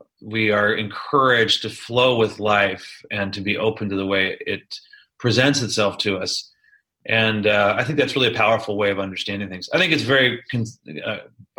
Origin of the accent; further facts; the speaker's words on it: Silicon Valley, Mid-Peninsula, California, United States; also born or lived in New York City, United States; now in Chico, United States; I grew up in the Silicon Valley, you know, in the Mid-Peninsula